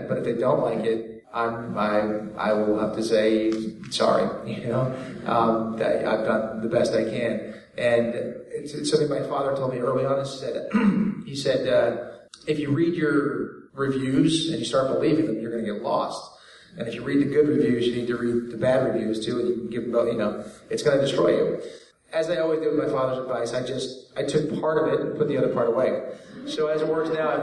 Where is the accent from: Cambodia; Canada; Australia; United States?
United States; I was raised here in America